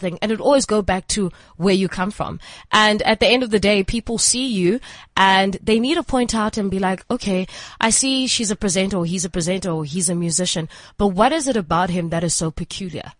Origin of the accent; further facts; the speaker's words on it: East London, Eastern Cape, South Africa; moved away as an adult; also born or lived in Port Elizabeth; now in Johannesburg, South Africa; I'm from East London, born and bred in East London.